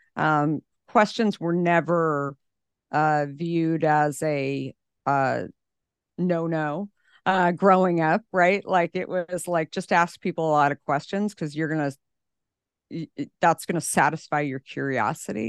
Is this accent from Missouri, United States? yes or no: no; Scottsdale, Arizona, United States; I grew up in Scottsdale, Arizona